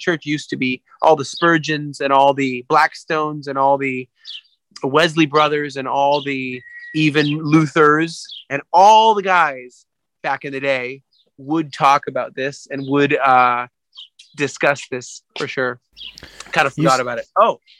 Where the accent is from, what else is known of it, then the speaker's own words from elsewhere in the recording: England, United Kingdom; I'm from England, you see.